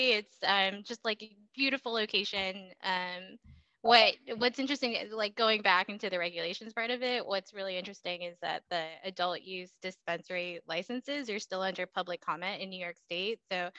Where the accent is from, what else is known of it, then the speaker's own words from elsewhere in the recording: Indonesia; born there; I grew up overseas. I didn't really live in the United States until about 2005. But before that, so I was born in Indonesia.